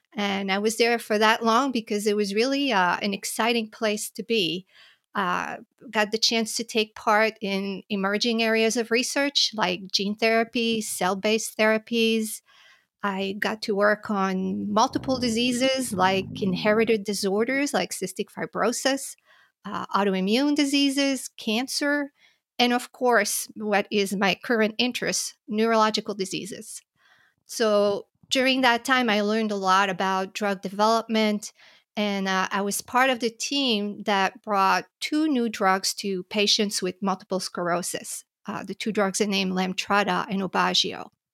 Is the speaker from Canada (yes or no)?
yes; Montreal, Quebec, Canada; moved away as an adult; also born or lived in New York / Philadelphia; I grew up in Montreal, in Canada